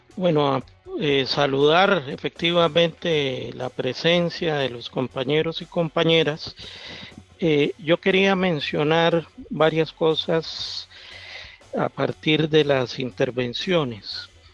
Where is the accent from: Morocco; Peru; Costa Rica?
Costa Rica; accent: Costa Rican; vengo de Costa Rica